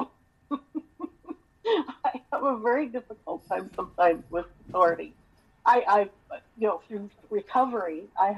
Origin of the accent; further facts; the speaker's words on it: Montana, United States; I was born and raised in Montana.